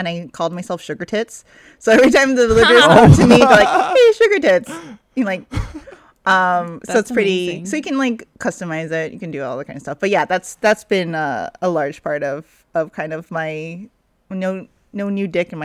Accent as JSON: {"language": "English", "country": "Northern Mariana Islands", "tie": "born or raised there", "said": "growing up on Saipan"}